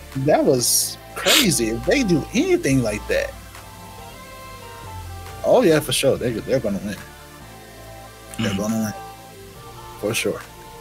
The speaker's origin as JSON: {"language": "English", "region": "the South", "country": "United States", "said": "we're both from the South too."}